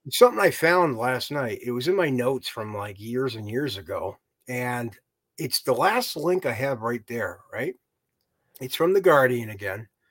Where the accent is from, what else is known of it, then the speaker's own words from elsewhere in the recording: United States; I'm ignorant American